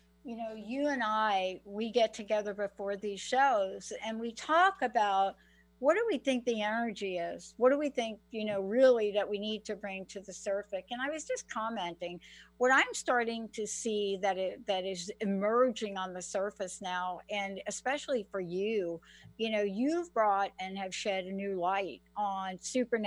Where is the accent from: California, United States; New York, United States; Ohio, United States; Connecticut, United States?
New York, United States; now in Washington State, United States; I live in Washington State. I'm from New York